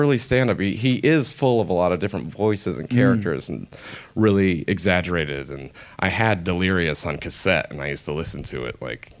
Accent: Albuquerque, New Mexico, United States; We're from Albuquerque, and Albuquerque's a little desert town.

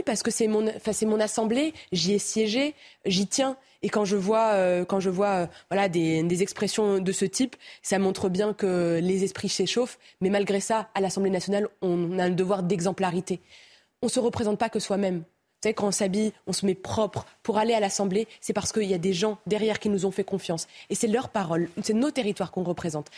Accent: Romorantin-Lanthenay, Centre-Val de Loire, France; now in Nantes, France; Je suis né à Romorantin.

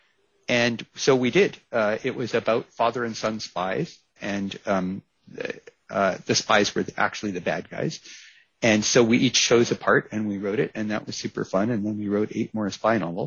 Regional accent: United States; moved away; I'm originally American

